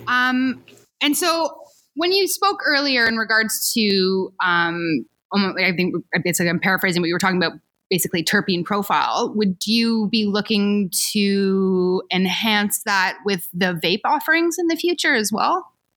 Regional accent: Ontario, Canada; moved away; also born or lived in Switzerland; I'm from Ontario

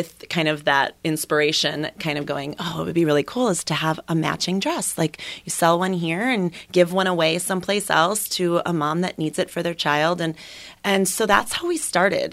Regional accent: Minnesota, United States; moved away; I was born and raised in Minnesota

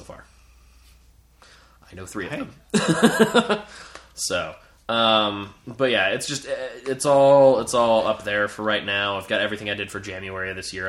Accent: New Jersey, United States; moved away as an adult; now in New York, United States; I grew up in Jersey, by the way, for the most part in Jersey. Like, I'm from Jersey originally. I may live in New York right now, but I'm originally from Jersey

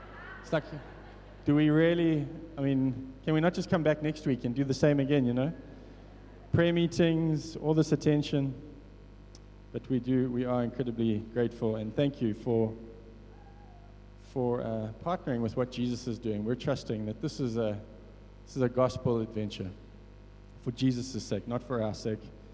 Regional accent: Richards Bay, KwaZulu-Natal, South Africa; growing up in Richards Bay, I grew up in Merensia, beautiful suburb right near the beach.

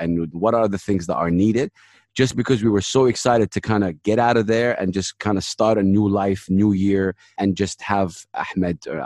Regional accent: Jeddah, Makkah Province, Saudi Arabia; accent: American; first language Arabic; English is a second language; moved away as an adult; also born or lived in Dubai, United Arab Emirates; now in Sharjah, United Arab Emirates; we had to take some stuff that we had home from Saudi or Jeddah, my hometown, to Dubai

